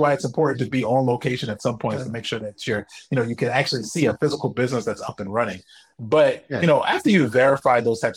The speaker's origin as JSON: {"language": "English", "country": "United States", "moved": "as an adult", "said": "being an American"}